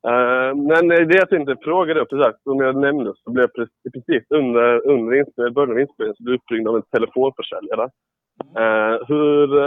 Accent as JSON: {"language": "Swedish", "town": "Ängelholm", "region": "Skåne", "country": "Sweden", "said": "jag är från Ängelholm"}